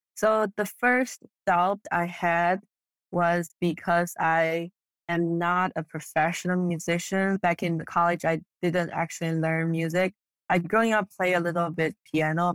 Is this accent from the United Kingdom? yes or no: no; China; first language Mandarin; English is a second language; moved away; I was born and raised in China, and I speak Mandarin growing up